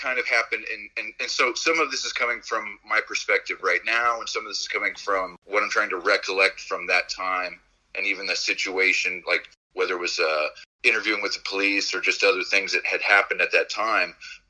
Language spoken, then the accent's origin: English; California, United States; Didn't I grew up in California?